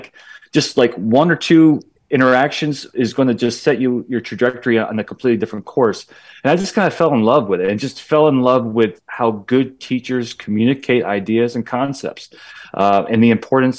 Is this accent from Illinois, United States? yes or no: no; Pennsylvania, United States; when our family, we grew up in Northern Pennsylvania, relocated to Central PA when I was 14.